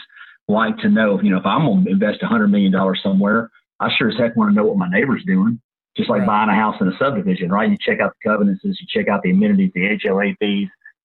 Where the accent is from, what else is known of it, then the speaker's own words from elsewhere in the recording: Minden, Louisiana, United States; now in New Orleans, United States; I grew up north Louisiana, near Shreveport, in a little town called Minden, Louisiana